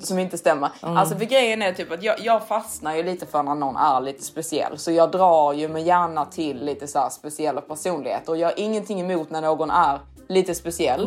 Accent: Sweden; som svensk

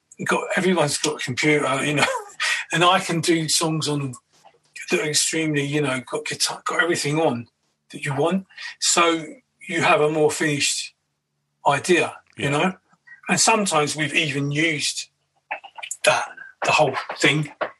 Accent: Kentish Town, London, United Kingdom; now in Brighton, United Kingdom; every now and then I go back. I've been living in Brighton for 14 years. I go back to the old area

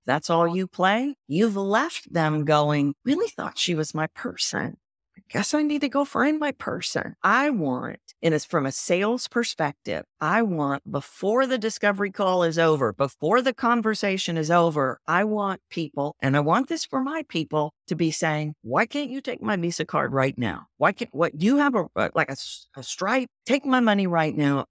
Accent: Texas, United States; accent: Texan; I sound Texan?

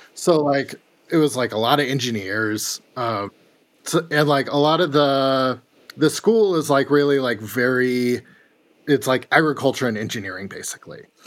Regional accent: Corvallis, Oregon, United States; I grew up in Corvallis, which is, like, where Oregon State is.

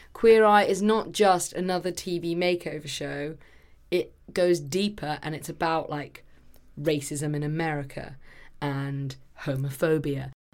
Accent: England, United Kingdom; as an English person

